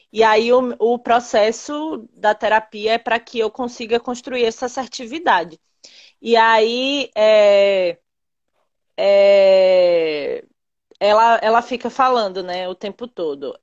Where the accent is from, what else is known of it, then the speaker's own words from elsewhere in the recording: Uibaí, Bahia, Brazil; also born or lived in Camaçari / Feira de Santana; eu sou de Uibaí, que é uma cidade que fica bem no interior da Bahia